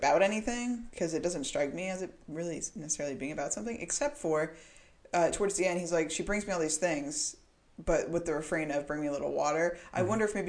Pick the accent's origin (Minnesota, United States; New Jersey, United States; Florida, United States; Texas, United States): Florida, United States; moved away as an adult; also born or lived in Colorado; I spent 18 years there. I was birthed there.